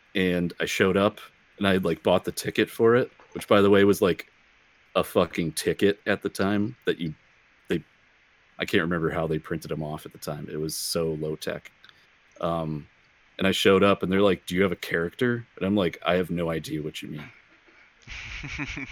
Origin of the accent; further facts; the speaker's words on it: Racine, Wisconsin, United States; I grew up in Racine, Wisconsin, which is the county just south of Milwaukee